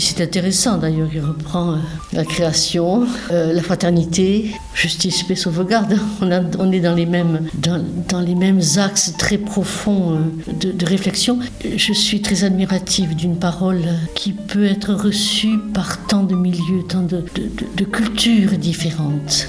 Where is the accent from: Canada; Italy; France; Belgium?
France; south-west France; accent: un petit accent du sud-ouest; now in Versailles, France; je viens du sud-ouest, donc vous allez entendre un petit accent qui demeure